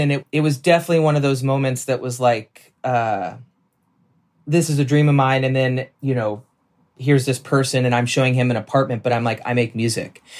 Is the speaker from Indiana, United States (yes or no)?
no; Nashville, Tennessee, United States; moved away; also born or lived in New York; I grew up in Nashville